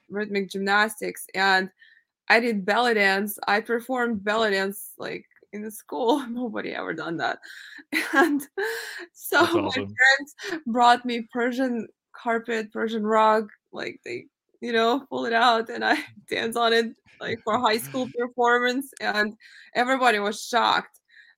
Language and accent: English; Ukraine; moved away; But also, you know, I was born in Ukraine, so I grew up in a different country, and growing up there, you have definitely different conditions than you have here.